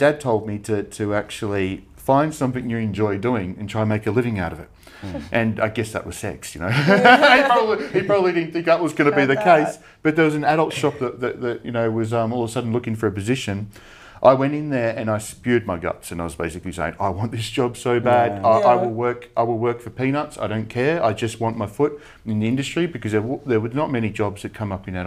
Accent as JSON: {"language": "English", "town": "Frankston", "region": "Victoria", "country": "Australia", "tie": "born or raised there", "said": "we grew up in Frankston"}